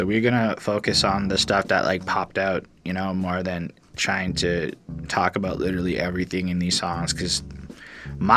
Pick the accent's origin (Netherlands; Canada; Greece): Canada; as a Canadian